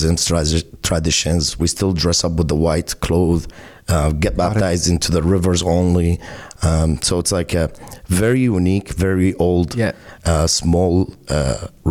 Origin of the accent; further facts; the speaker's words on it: Basra, Basra Governorate, Iraq; also born or lived in Baghdad; now in Toronto, Canada; I was born in Iraq, Basra, in the south side of Iraq. We all was raised there.